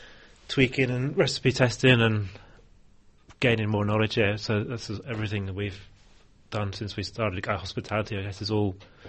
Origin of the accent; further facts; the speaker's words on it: Cornwall, South West England, United Kingdom; moved away as an adult; also born or lived in London; now in Australia; No, I'm from the Cornwall in the UK, so I was a chef in London